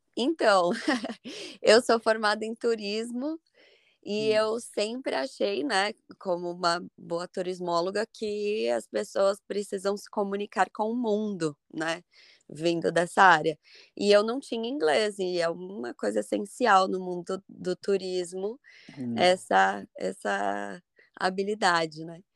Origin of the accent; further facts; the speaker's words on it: São Paulo, Brazil; moved away as an adult; also born or lived in Ireland; now in Ashland, United States; eu vim de São Paulo